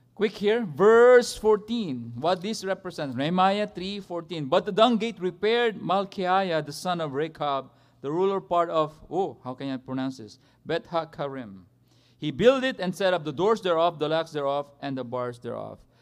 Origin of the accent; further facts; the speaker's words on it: Philippines; I'm a Filipino